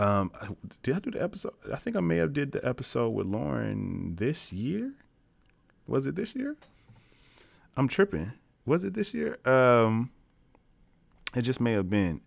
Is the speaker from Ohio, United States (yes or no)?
no; Tennessee, United States; I'm from Tennessee.